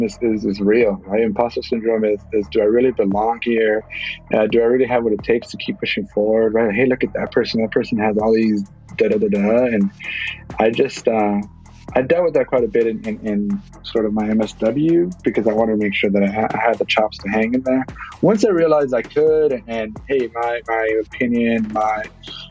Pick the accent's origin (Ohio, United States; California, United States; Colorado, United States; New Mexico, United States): California, United States; Los Angeles; also born or lived in Bay Area, California; growing up in Ball Heights